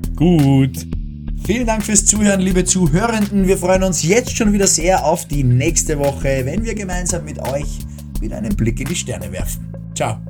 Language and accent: German; Upper Austria, Austria; als Oberösterreicher oder als Österreicher